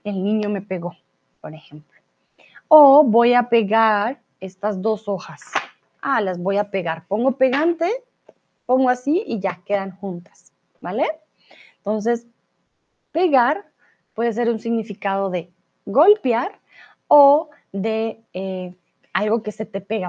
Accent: Colombia; soy de Colombia

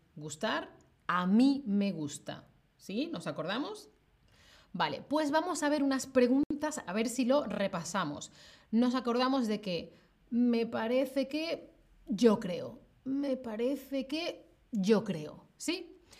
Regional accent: Spain; now in Germany

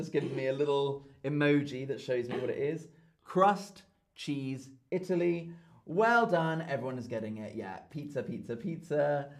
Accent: United Kingdom; now in Germany; And we're both British.

